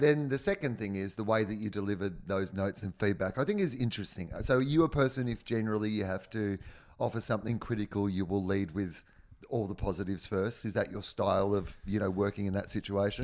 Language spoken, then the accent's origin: English; Australia; moved away; also born or lived in Los Angeles; I'm Australian